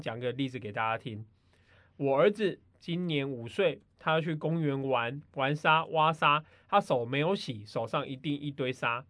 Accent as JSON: {"language": "Chinese", "country": "Taiwan", "said": "我们台湾人"}